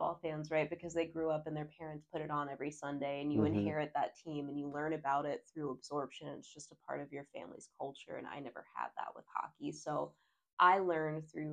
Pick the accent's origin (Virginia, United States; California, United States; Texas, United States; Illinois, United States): Virginia, United States; southeastern; moved away; I'm from the most southeastern point of Virginia